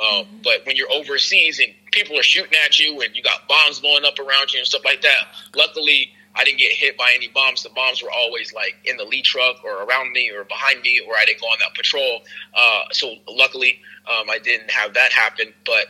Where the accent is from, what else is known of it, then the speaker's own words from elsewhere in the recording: Newark, New Jersey, United States; because I come from Newark, New Jersey. Everybody knows that's really not like a nice place. Grew up as a military brat. After I, grew up in Newark for a little bit, moved around a lot.